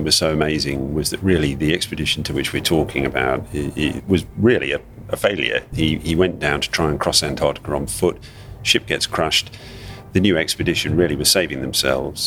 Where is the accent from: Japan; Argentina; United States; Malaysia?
Malaysia; out in the bush where I grew up in Malaysia as a kid